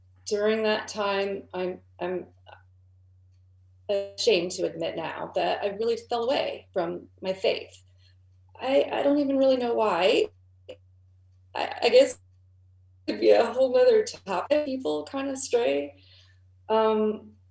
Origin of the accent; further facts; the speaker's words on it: Southern Ohio, United States; I grew up in Southern Ohio in a small town